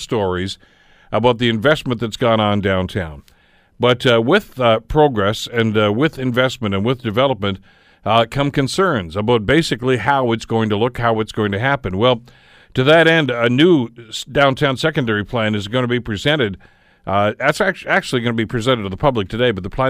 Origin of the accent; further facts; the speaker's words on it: Hamilton, Ontario, Canada; living in the city, in this, you know, my hometown most of my life